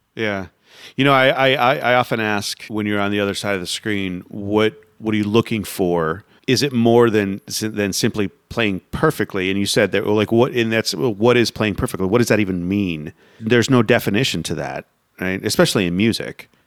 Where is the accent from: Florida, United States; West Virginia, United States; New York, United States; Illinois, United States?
Florida, United States; Sarasota; I grew up in Sarasota